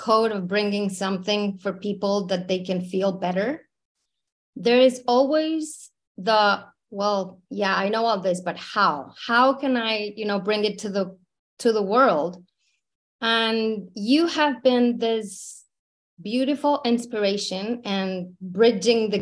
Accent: Mexico City, Mexico; moved away as an adult; I was born in Mexico City, born and raised in Mexico.

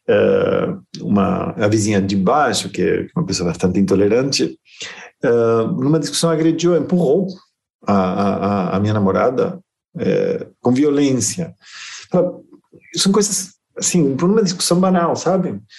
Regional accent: Argentina; born there; Portuguese is a second language; apesar de que meu sotaque não permite perceber, eu, eu nasci na Argentina, né?

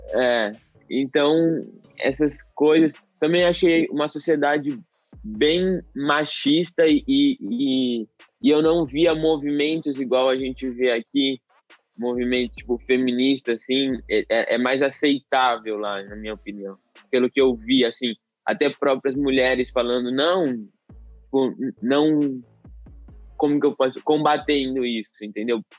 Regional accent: Jaboticabal, São Paulo, Brazil; eu sou do interior de São Paulo, de Jaboticabal

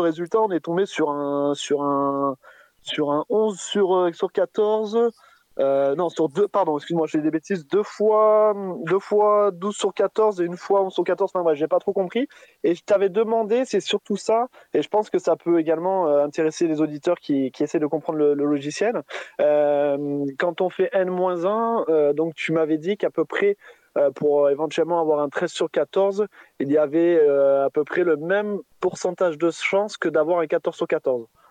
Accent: Montélimar, Auvergne-Rhône-Alpes, France; now in Paris region, France; je suis en région parisienne, mais je vous avais appelé la dernière fois, je suis de Montélimar

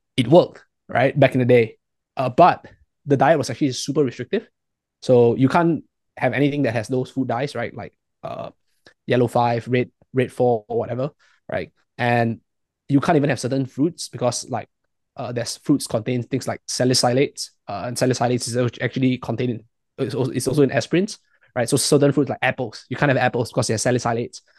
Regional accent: Malaysia; I'm from Malaysia.

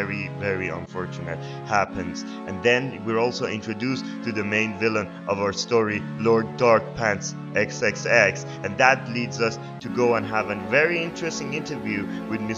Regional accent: Iran; moved away; I'm from Iran

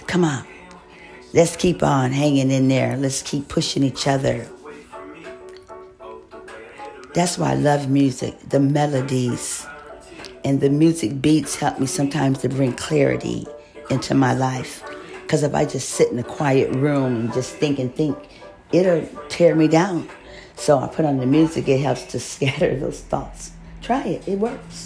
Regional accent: Cleveland, Ohio, United States; in my hometown in Ohio, Cleveland especially, the skies are gray quite a bit

